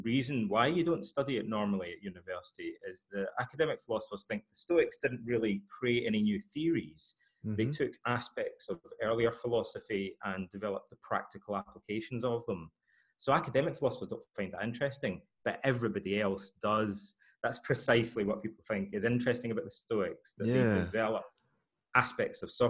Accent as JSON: {"language": "English", "region": "Scotland", "country": "United Kingdom", "tie": "born or raised there", "said": "Freemasonry is part of the culture in parts of Scotland. And in my hometown, most of my fathers were Freemasons."}